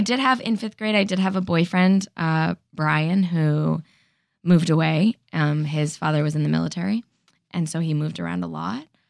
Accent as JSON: {"language": "English", "town": "Danbury", "region": "Connecticut", "country": "United States", "tie": "born or raised there", "also_born_or_lived": "Manhattan, New York", "said": "then I moved to Western Connecticut."}